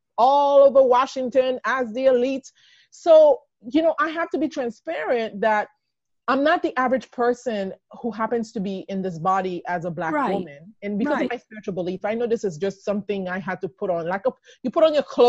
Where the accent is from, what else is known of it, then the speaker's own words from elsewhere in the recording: Haiti; also born or lived in Texas / Maryland; now in United States; I came from Haiti